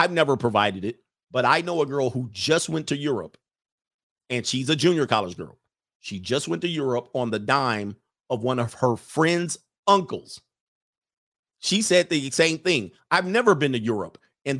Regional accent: San Francisco, California, United States; I met one who lived in my hometown of San Francisco.

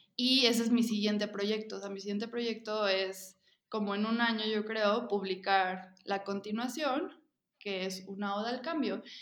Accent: Mexico; soy parte del grupo de memeras mexicanas

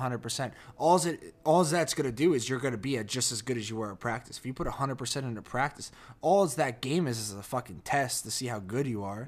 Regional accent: New Jersey, United States; accent: Jersey; moved away as an adult; my Jersey accent

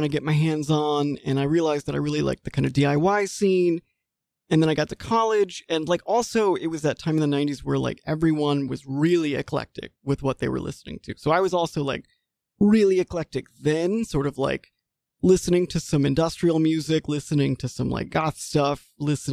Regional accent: Mississippi, United States; moved away as an adult; also born or lived in Washington, D.C.; I am originally from Mississippi.

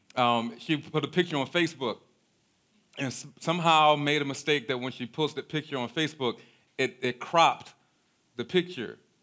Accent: Baltimore, Maryland, United States; we grew up in South Baltimore in a neighborhood called Cherry Hill

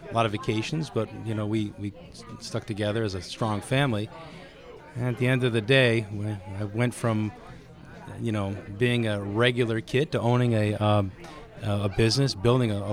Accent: Shelton, Connecticut, United States; I'm from Shelton, and I was a club kid back in the 70s

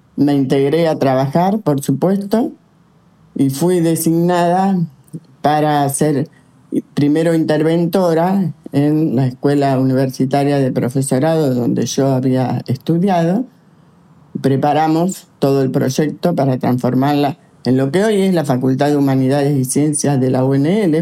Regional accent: Santa Fe, Argentina; Yo nací en Santa Fe, soy santafesina

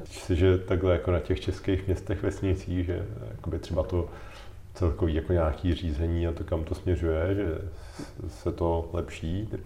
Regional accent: Czechia

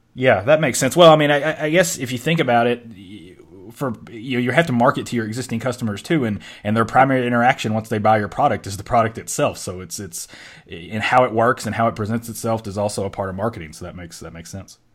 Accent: Western Kentucky, United States; I'm from Kentucky, which bordered Ohio, but I was from Western Kentucky

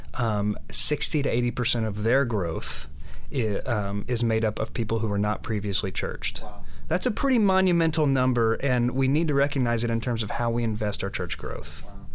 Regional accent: Oklahoma, United States; moved away; I grew up in Oklahoma, which is sort of the land of of large churches

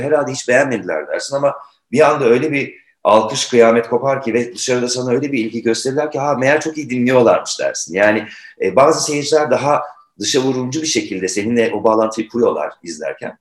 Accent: Turkey; bir Türk olarak.

